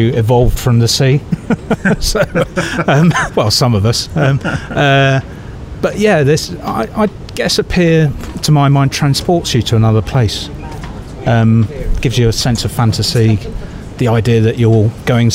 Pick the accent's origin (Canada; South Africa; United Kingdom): United Kingdom; near Swansea, Penarth, South Wales; also born or lived in Llanelli; I was born near Swansea, near the Mumbles Pier.